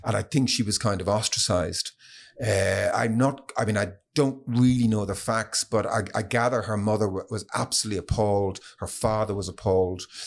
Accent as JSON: {"language": "English", "area": "Stillorgan and Kilmacud", "region": "Leinster", "country": "Ireland", "tie": "born or raised there", "also_born_or_lived": "London, United Kingdom", "said": "I was born in the East End, in the, in the London hospital and brought back to Stenorg and Kilmacodd, uh, as a, as a tiny baby."}